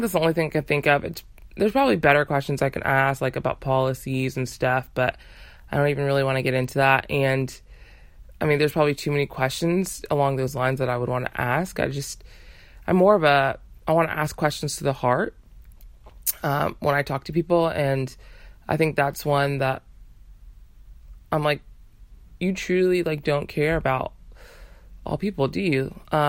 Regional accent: Texas, United States; Texas is my hometown.

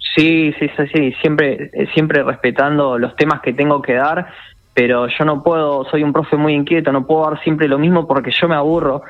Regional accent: San Carlos de Bariloche, Río Negro, Argentina; also born or lived in Buenos Aires; yo soy de Bariloche, viví acá en Buenos Aires

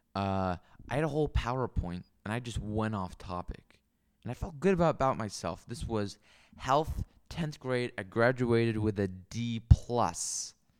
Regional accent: Seattle, Washington, United States; also born or lived in Mercer Island; I grew up in Capitol Hill near Seattle and Seward Park as well, a little bit on Mercer Island

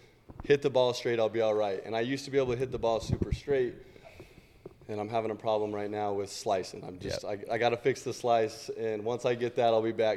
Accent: Eden, Utah, United States; I grew up in Eden

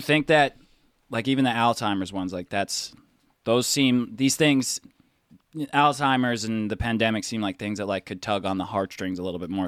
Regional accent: New York City, New York, United States; We're from New York

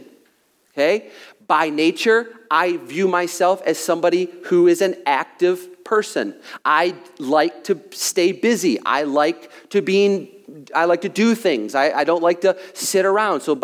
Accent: United States; by nature, I'm an American

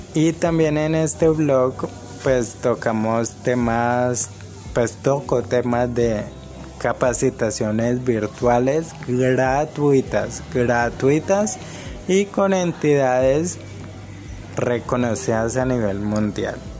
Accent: Cali, Valle del Cauca, Colombia; soy de Cali, Colombia.

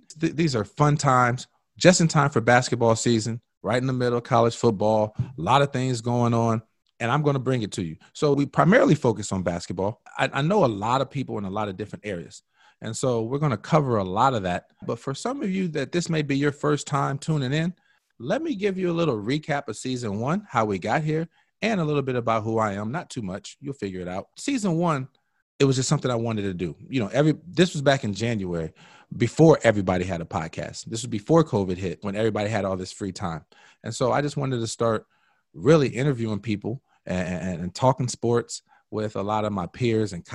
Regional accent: South Bend, Indiana, United States; also born or lived in Evansville, Indiana / Europe; I'm from South Bend, Indiana.

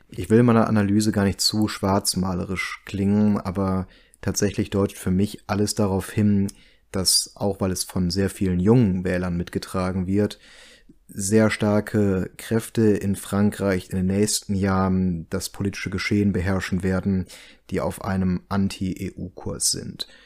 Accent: Germany; wir uns als Deutsche

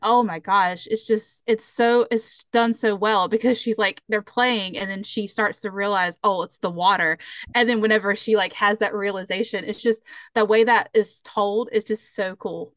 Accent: just below Charlotte, South Carolina, United States; I grew up just below Charlotte

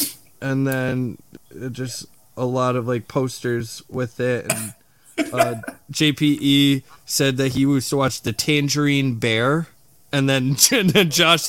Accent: Australia; born there; so, my mom bought me this movie because I was born in Australia, so kangaroos in it.

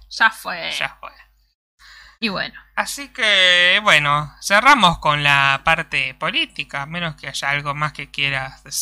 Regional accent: Venezuela; Yo soy venezolano y sé lo que pueden hacer los comunistas.

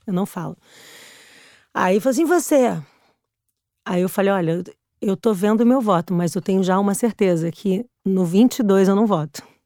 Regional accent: Brazil; moved away as an adult; now in Portugal; Eu saí do Brasil porque eu tinha sido assaltada sete vezes

